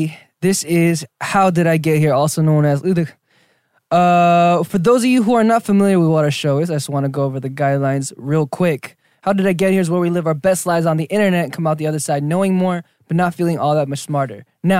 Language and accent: English; Argentina; born there; He found out that I was born in Argentina.